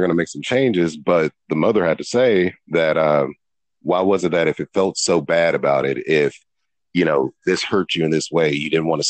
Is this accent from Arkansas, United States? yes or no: yes; Sherwood, Arkansas, United States; also born or lived in Little Rock, Arkansas; I was born in Little Rock. I grew up on Booker, but right. we moved out here to Sherwood when I was five